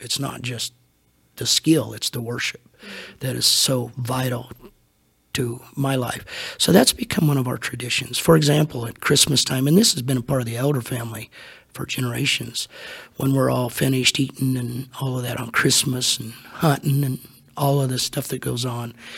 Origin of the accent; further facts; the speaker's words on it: Hutchinson, Kansas, United States; also born or lived in Salina, Kansas; When I was three, God called my parents to Hutchinson, Kansas. And so basically, all I know is the ministry. They were there for 44 years